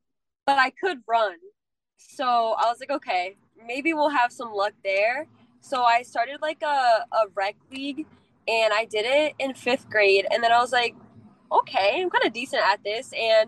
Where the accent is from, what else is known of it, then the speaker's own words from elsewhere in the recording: Norton, Massachusetts, United States; I'm from Norton, Massachusetts.